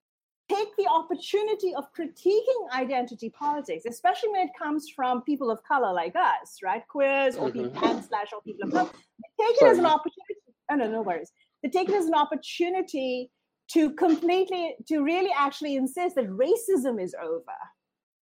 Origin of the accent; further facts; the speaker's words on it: Indiana, United States; grew up in a town in Indiana where the KKK would gather on the steps of the courthouse every year